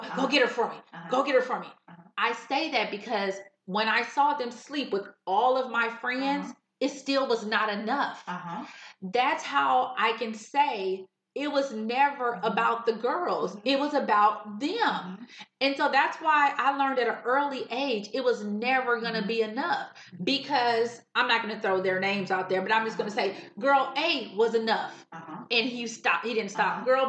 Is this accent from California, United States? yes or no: yes; California, United States; I came from California. I was so small.